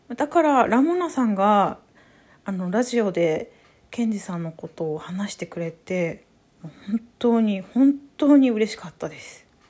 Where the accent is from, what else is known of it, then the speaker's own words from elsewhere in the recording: Saitama, Japan; now in Hanamaki, Japan; 私埼玉出身なんですけれども